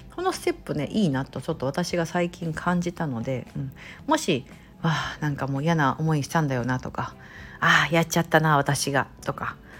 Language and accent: Japanese; Japan; now in United States; 私みたいな日本人の方もそうですし